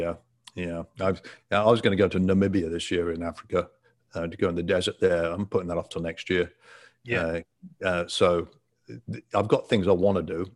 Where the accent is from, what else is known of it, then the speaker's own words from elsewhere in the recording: England, United Kingdom; moved away as an adult; also born or lived in Ottawa, Canada; now in Florida, United States; I'm from England and uh, born and raised in England